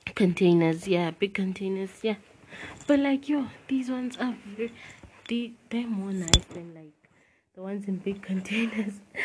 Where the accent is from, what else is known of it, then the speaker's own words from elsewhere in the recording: Klerksdorp, North West, South Africa; I'm 16 and I live in South Africa. Guys, I'm a South African podcaster